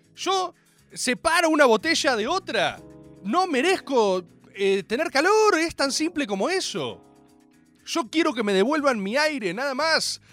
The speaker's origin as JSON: {"language": "Spanish", "country": "Dominican Republic", "said": "tu amigo el dominicano"}